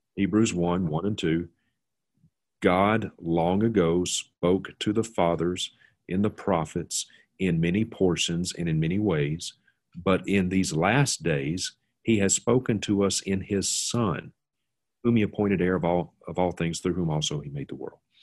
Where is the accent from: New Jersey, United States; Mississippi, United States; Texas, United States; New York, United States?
Mississippi, United States; now in Montana, United States; a childhood friend of mine that I grew up with in Mississippi